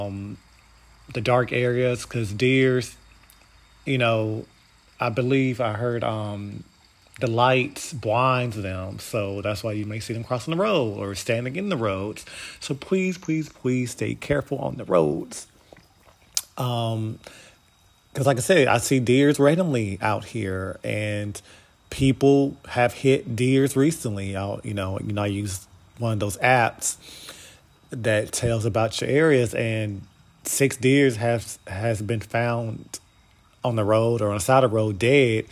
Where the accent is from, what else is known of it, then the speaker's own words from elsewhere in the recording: United States; we are Americans